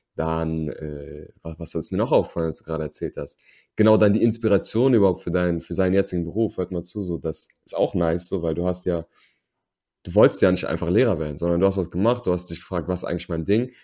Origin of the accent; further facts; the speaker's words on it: Berlin, Germany; first language German; wir sind in Berlin groß geworden